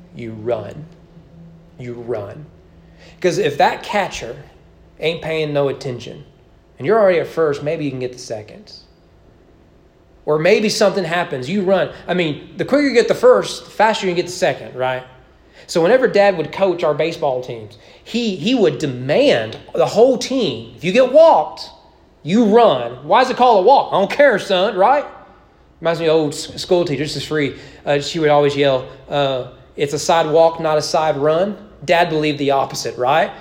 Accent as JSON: {"language": "English", "country": "United States", "said": "as American evangelicals"}